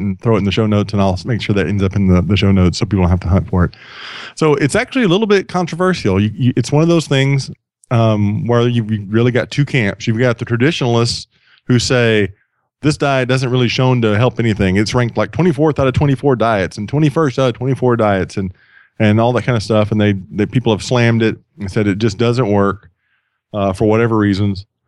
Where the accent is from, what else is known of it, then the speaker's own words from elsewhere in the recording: Sweeny, Texas, United States; now in Atlanta, United States; I grew up on the Gulf Coast of Texas.